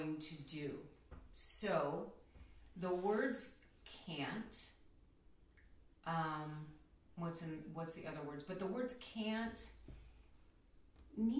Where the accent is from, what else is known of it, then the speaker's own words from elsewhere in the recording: Philippines; I'm Filipino, so it's called Filipino time